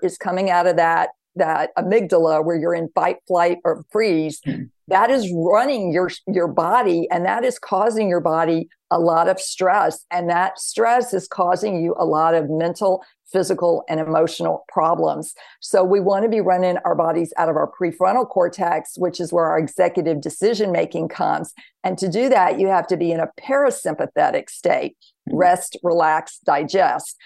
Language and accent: English; the Bible Belt, the South, United States; I grew up in the South, the Bible Belt